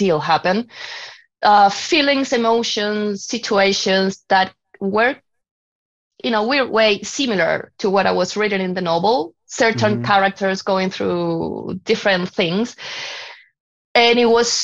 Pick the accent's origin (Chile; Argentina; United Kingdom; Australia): Chile; moved away as an adult; now in Canada; I'm from Chile